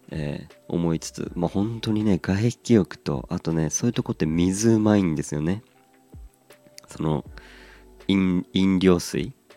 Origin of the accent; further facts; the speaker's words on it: Aomori, Japan; moved away; 地元が青森